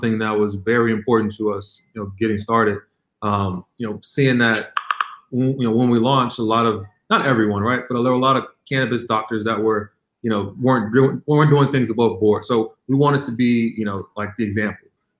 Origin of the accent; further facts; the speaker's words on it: Chicago, Illinois, United States; also born or lived in San Francisco, California; now in New York, United States; I'm actually originally from Chicagoland area.